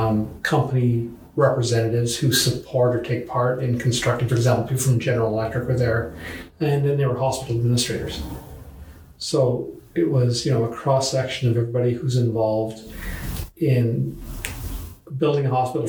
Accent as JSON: {"language": "English", "country": "Canada", "said": "as a Canadian"}